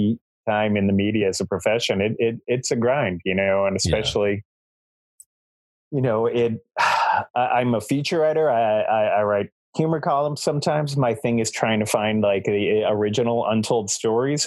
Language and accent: English; Boston, Massachusetts, United States; now in Essex, United States; I grew up in South Boston